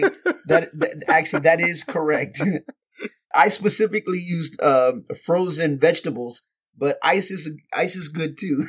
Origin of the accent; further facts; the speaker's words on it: Texas, United States; moved away; back in my hometown in front of my, my family and my friends